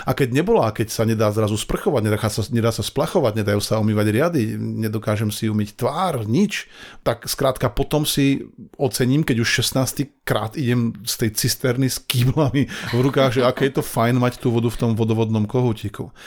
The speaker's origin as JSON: {"language": "Slovak", "town": "Banská Bystrica", "region": "Banská Bystrica Region", "country": "Slovakia", "said": "Ja som chlapec spod Urpína"}